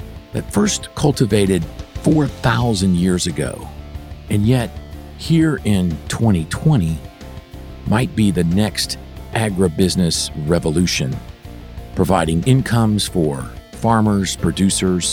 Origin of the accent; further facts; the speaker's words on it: West Palm Beach, Florida, United States; moved away as an adult; also born or lived in Hahira, Georgia; I grew up in West Palm Beach, Florida, so I did not grow up around agriculture.